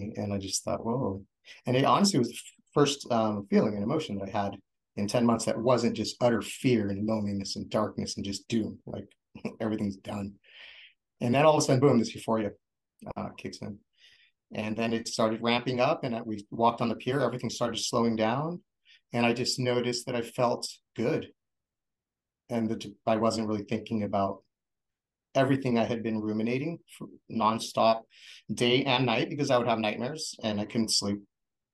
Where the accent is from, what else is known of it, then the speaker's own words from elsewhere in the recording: Oceanside, California, United States; moved away as an adult; And this is where I grew up. I grew up in Oceanside.